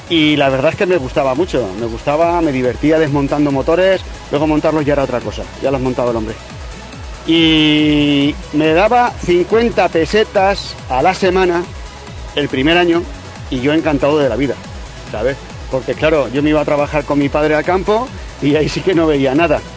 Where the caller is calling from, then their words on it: Utiel, Valencian Community, Spain; de Utiel